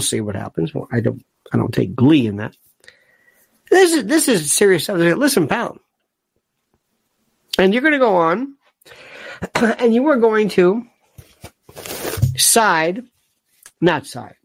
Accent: United States; I'm an American

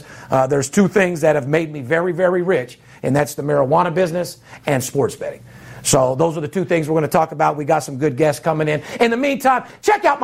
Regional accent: Las Vegas, Nevada, United States; third generation born and raised in Las Vegas

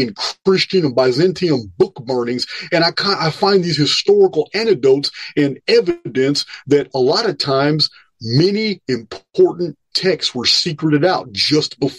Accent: Willis, Texas, United States; my hometown of Willis, Texas

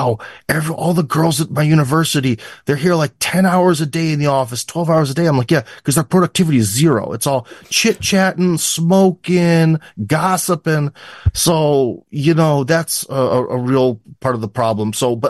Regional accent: United States; moved away as an adult; now in Russia; being an American

